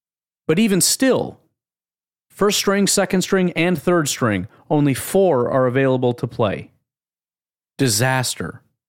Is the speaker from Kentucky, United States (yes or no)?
no; Mason County, Georgia, United States; I'm a kid from Mason County, Georgia. When you grow up playing football, you dream of making it to the NFL one day.